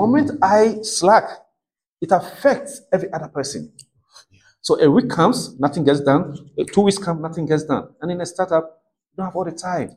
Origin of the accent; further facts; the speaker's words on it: Ghana; I'm a Ghanaian. I'm born as a Ghanaian blood Ghanaian